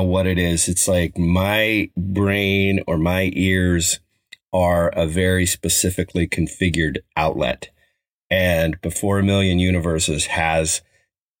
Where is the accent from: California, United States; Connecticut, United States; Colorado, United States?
Colorado, United States; There's a little park in the town I grew up in Colorado called Oliver